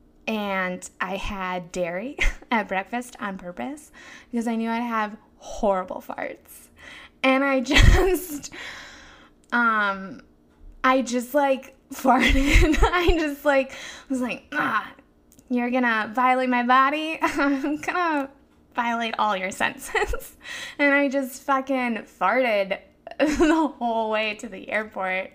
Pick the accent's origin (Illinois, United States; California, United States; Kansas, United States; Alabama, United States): Illinois, United States; Chicago; I am from Chicago